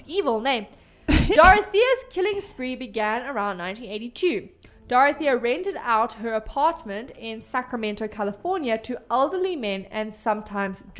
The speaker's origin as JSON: {"language": "English", "country": "South Africa", "said": "I'm South African"}